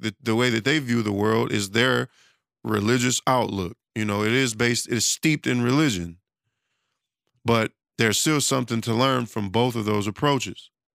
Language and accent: English; Detroit, Michigan, United States; I'm from Detroit